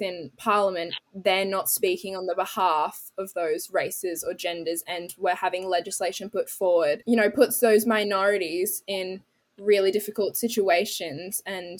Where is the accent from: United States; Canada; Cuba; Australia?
Australia; growing up in Australia, because my family's also in New Zealand